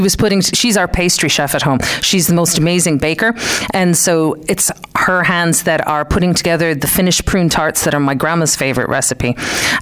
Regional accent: Clare, Munster, Ireland; born or raised there; moved away as an adult; also born or lived in Detroit, United States; now in West Limerick, Ireland

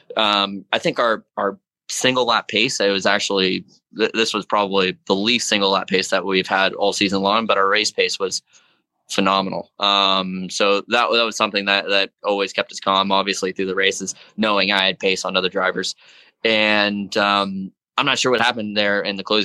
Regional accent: South Florida, United States; Being from South Florida, it's hot and humid there all year round.

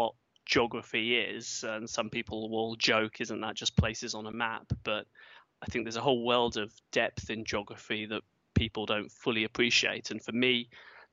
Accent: Yorkshire and the Humber, United Kingdom; moved away; also born or lived in Cambridge, England / Manchester, England; I grew up in England, south of England, Cambridge, and I was there until I was 8 years old. And at that time, my father changed jobs, so I moved up to Yorkshire

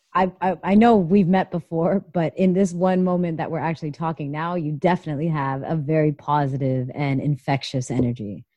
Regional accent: Canada; now in United States; coming from Canada, and I'm Canadian as well

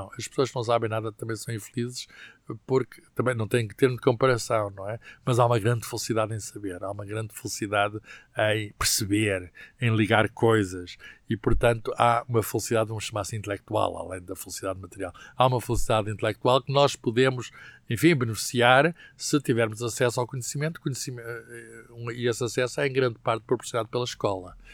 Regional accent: Coimbra, Centro, Portugal; also born or lived in Lisbon; Eu já nasci em Lisboa, com certeza foram para Lisboa à procura de um de, de, trabalho e à procura de outras oportunidades de vida. E depois o, o, a minha família muda-se para Coimbra

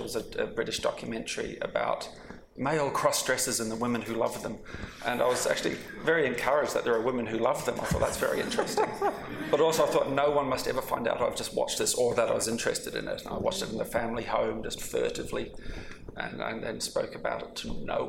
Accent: Wellington, New Zealand; I grew up in Wellington, New Zealand

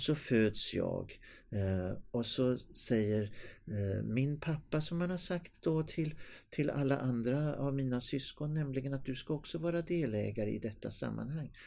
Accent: Stockholm, Stockholm County, Sweden; moved away as an adult; now in Skara, Sweden; jag var född mm. i Stockholm

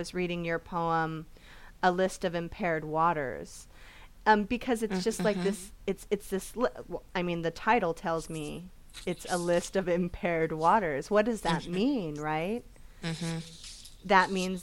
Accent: California, United States; I came back to my hometown

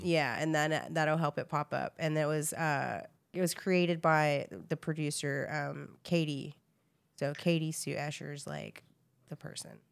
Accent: Texas, United States; I grew up in Texas, so everybody, like, thinks we're Mexican

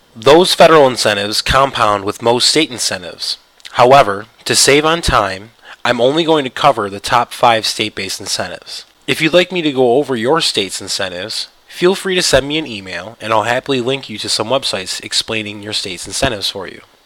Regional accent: New York, United States; My home state, New York

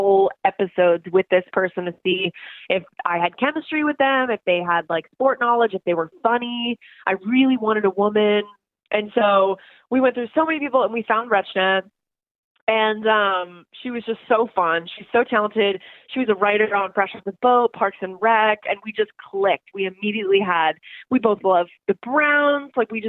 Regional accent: Canada; I was born in Canada

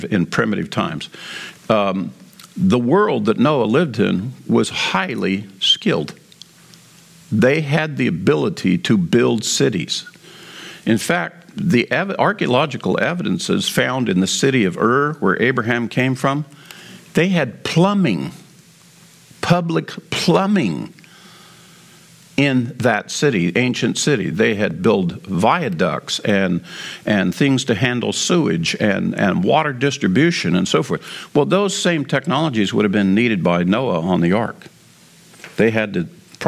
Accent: United States

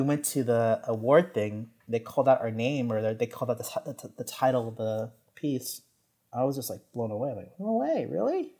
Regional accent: San Jose, California, United States; moved away as an adult; now in New York, United States; being born and raised in San Jose

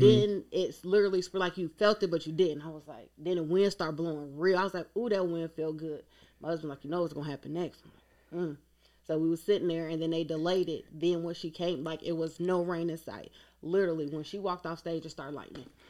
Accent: Lorain, Ohio, United States; now in Louisville, United States; I'm from Lorain, Ohio, right on top of Lake Erie.

